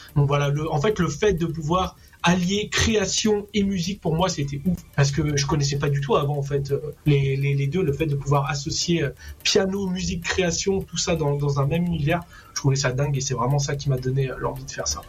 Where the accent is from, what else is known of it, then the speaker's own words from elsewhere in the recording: Réunion; je suis réunionnais.